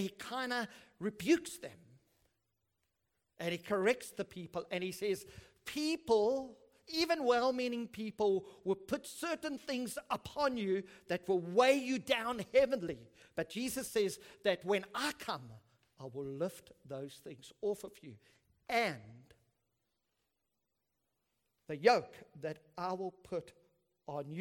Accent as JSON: {"language": "English", "country": "South Africa", "said": "I'm South African"}